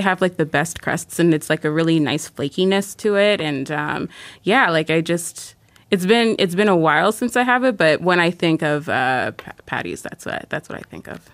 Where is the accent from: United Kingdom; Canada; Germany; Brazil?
Canada; I'm Canadian